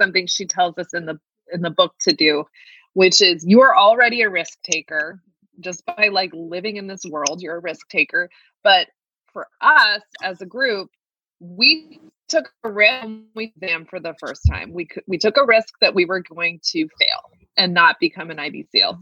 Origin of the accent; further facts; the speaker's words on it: Baltimore, Maryland, United States; accent: Baltimore; my Baltimore accent